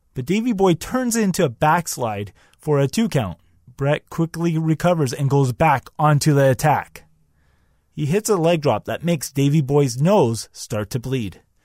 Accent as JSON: {"language": "English", "country": "Canada", "said": "I'm Canadian"}